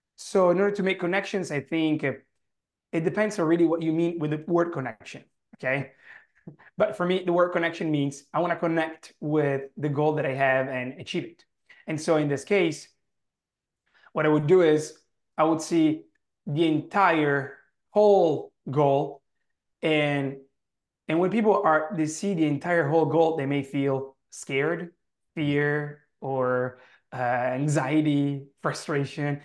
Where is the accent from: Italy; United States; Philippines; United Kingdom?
Italy; accent: heavy Italian; English is a second language; my heavy Italian accent